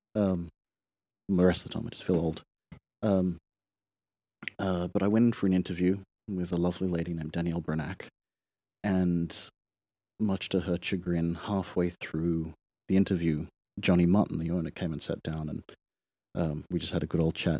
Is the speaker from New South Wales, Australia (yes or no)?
yes; Sydney, New South Wales, Australia; moved away as an adult; also born or lived in Kawasaki, Japan / Hong Kong / Japan; I grew up in Sydney, Australia